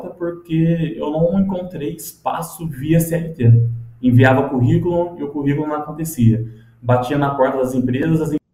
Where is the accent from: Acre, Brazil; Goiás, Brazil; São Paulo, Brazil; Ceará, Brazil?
São Paulo, Brazil; Cruzeiro; born there; em Cruzeiro mesmo. Atualmente tenho 29 anos de idade, tô ficando velhinho já, né?